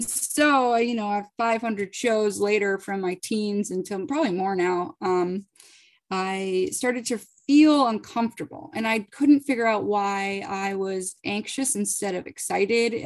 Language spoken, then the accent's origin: English; Boston, Massachusetts, United States; also born or lived in Virginia; I'm from the Boston area